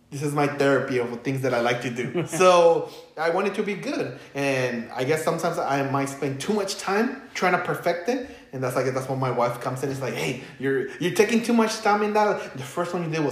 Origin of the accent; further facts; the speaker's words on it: Los Angeles, California, United States; English is a second language; also born or lived in Michoacán, Mexico; I grew up in East